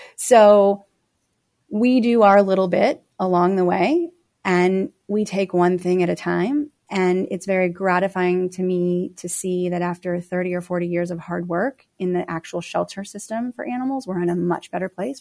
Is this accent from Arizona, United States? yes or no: yes; Phoenix, Arizona, United States; moved away as an adult; also born or lived in Los Angeles; Phoenix is my hometown